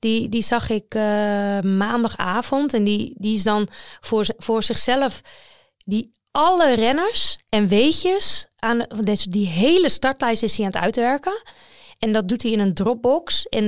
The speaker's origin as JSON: {"language": "Dutch", "country": "Netherlands", "said": "Maar wij als Nederlanders... Weet, ja, er is natuurlijk uh, Jacobsen en Groenewegen"}